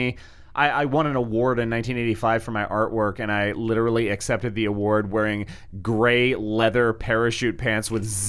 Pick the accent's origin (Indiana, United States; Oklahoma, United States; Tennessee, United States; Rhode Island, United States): Rhode Island, United States; I grew up in Rhode Island